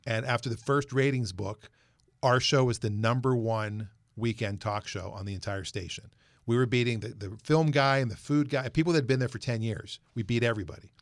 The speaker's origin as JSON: {"language": "English", "town": "Pittsburgh", "region": "Pennsylvania", "country": "United States", "moved": "yes", "lives_now": "Seattle area, United States", "said": "I'm originally from the Pittsburgh area"}